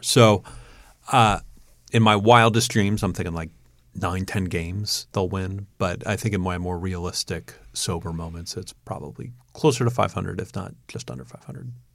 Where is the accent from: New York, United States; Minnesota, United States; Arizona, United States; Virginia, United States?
New York, United States; Long Island; now in Indiana, United States; I'm from Long Island originally